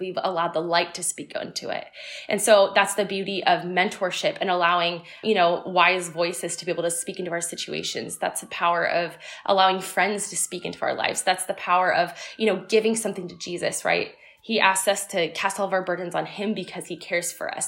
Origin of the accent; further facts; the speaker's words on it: Tustin, California, United States; moved away as an adult; also born or lived in Seattle; I was originally born and raised in Southern California in Orange County in a small town called Tustin.